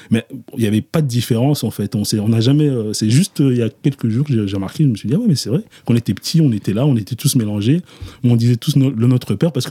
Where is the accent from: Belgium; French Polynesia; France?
Belgium; Brussels, Brussels-Capital Region; also born or lived in Kinshasa, DR Congo / Antwerp; je débarque en Belgique en 1994. J'ai 6 ans.